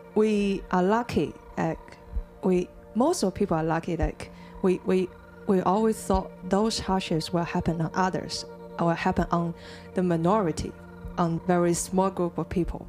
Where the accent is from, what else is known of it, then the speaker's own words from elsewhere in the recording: Jingmen, Hubei, China; moved away; also born or lived in Wuhan; I'm from Jingmen.